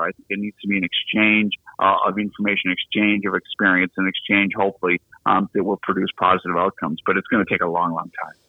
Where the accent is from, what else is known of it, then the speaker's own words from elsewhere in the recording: Boston, Massachusetts, United States; moved away; as my accent gives away, I'm born and raised in the city of Boston